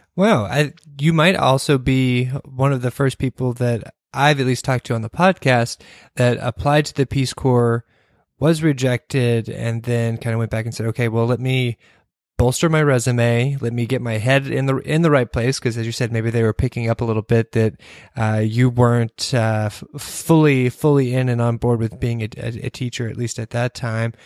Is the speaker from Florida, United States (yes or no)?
no; Kentucky, United States; I came from Kentucky